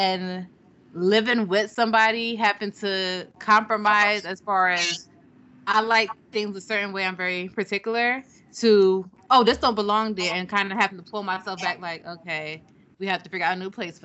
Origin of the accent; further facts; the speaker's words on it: Jamaica; I'm Jamaican